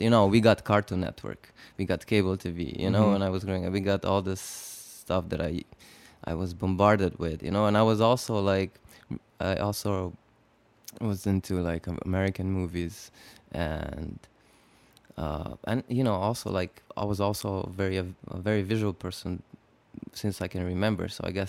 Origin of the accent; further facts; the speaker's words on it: Slovenia; I was growing up in Slovenia. I was born basically into Yugoslavia, and Slovenia seceded from Yugoslavia in 1991.